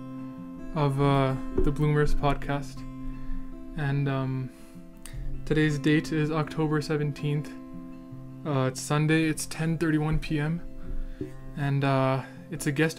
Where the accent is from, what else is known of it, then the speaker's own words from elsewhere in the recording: Edmonton, Alberta, Canada; we're from Edmonton